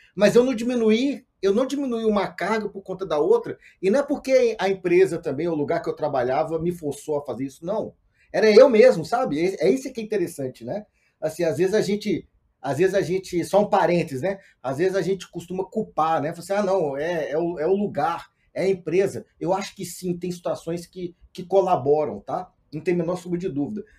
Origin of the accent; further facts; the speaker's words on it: Montes Claros, Minas Gerais, Brazil; moved away; also born or lived in Belo Horizonte; sou do interior de Minas, uma cidade chamada Montes Claros, eu morava em Belo Horizonte nesse, nessa época